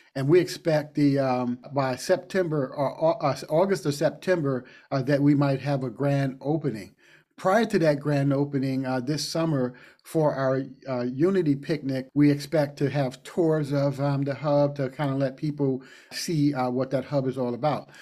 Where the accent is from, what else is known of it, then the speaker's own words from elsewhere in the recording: Yonkers, New York, United States; also born or lived in Harlem, New York; now in Madison, United States; I grew up in Yonkers, New York, but I spent a lot of time in Harlem